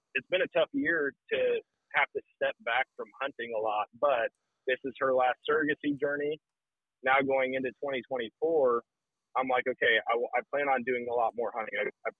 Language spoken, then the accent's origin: English; Wisconsin, United States; This is my first year out of all the years growing up in Wisconsin, my first year hunting public land in Wisconsin.